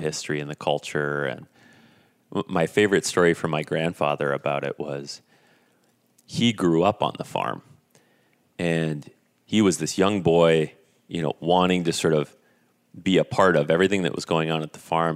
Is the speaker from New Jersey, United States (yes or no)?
no; Esko, Minnesota, United States; growing up in Esco, Minnesota, small, small town in northern Minnesota